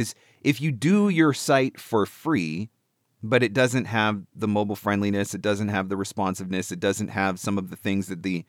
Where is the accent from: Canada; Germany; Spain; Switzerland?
Canada; as a Canadian